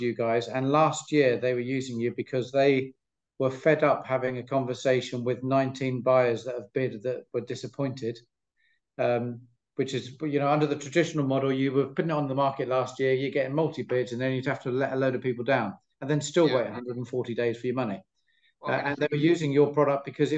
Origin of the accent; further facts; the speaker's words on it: United Kingdom; I'm from the South.